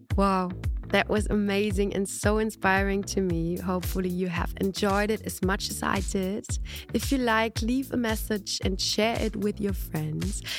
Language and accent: English; Germany; I'm a German singer.